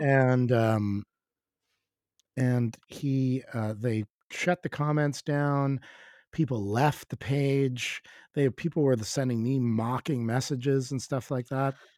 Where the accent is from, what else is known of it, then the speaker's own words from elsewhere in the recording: Canada; as a Canadian, as a Canadian